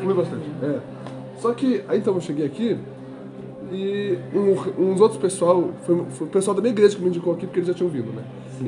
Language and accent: Portuguese; Pelotas, Rio Grande do Sul, Brazil; Eu sou do Rio Grande do Sul, cidade de Pelotas